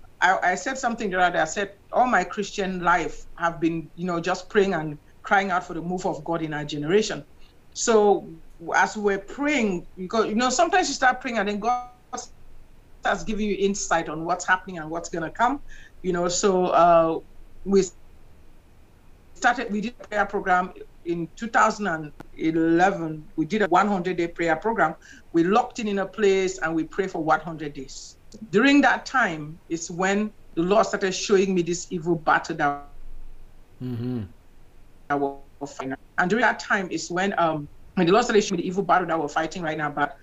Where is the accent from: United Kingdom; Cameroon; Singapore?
Cameroon; moved away as an adult; also born or lived in Nigeria / New York / Alexandria, Louisiana; now in United States; I'm from Cameroon.